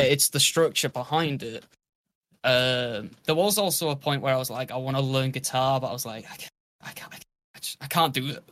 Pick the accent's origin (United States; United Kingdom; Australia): United Kingdom